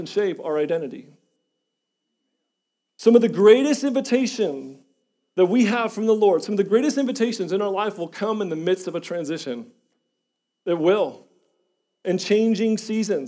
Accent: Schiller Park, Illinois, United States; moved away; I was born and raised in Illinois. Chicago, Illinois, same house, corner house, 3700 North Hawthorne, Schiller Park, Illinois, 60176. Same house for 23 years.

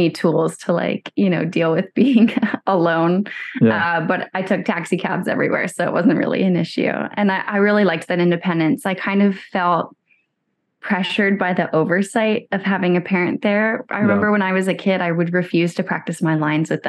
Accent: Chapel Hill, North Carolina, United States; moved away; also born or lived in Durham, North Carolina; grew up in Chapel Hill

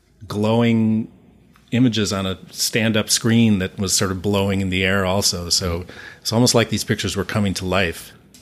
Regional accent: St. Paul, Minnesota, United States; It's like, no, I'm from St. Paul.

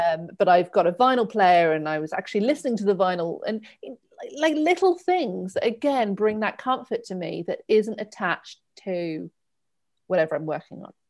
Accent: Torquay, South West England, United Kingdom; moved away as an adult; also born or lived in India / Bristol / Henley / London; I grew up in Torquay

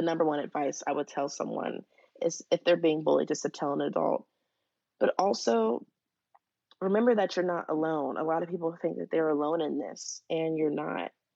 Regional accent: Dayton, Ohio, United States; I'm from Dayton, Ohio. So my schools and surrounding schools were all really excited

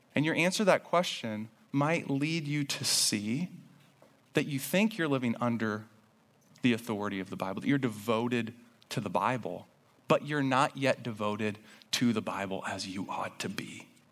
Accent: Indiana, United States; I grew up in Indiana

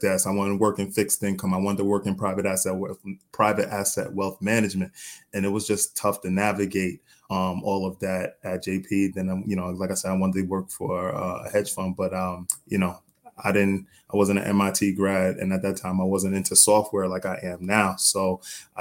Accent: New York, United States; also born or lived in North Carolina; Born and raised in New York

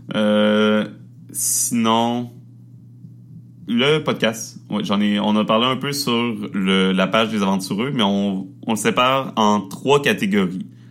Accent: Quebec, Canada; accent: Québécois; on, accepte et on assume notre accent québécois euh, totalement

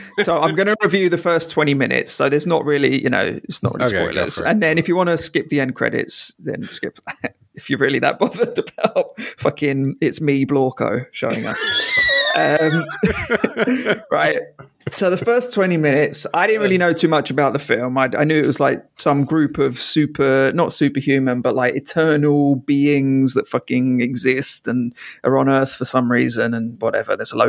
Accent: London, United Kingdom; I didn't know it was set in London, so I was like, oh, that's good. I always like, you know, seeing my hometown on cinema.

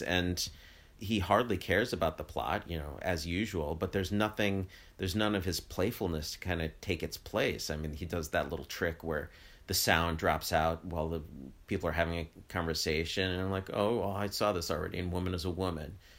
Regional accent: United States; as an American

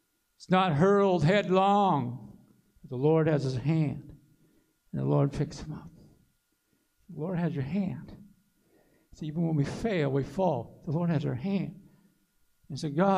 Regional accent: Aiken County, South Carolina, United States; I'm from Aiken County.

